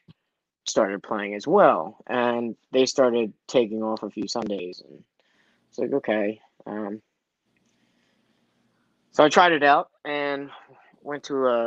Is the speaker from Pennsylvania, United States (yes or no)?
no; Baltimore County, Maryland, United States; I'm from Baltimore. My parents are from Korea. I'm not from Baltimore City. I'm actually like 20 minutes east of Baltimore, so I live in the county